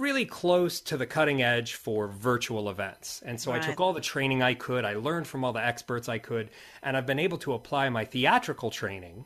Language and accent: English; United States; moved away as an adult; also born or lived in New Zealand; now in South Island, New Zealand; I'm an American originally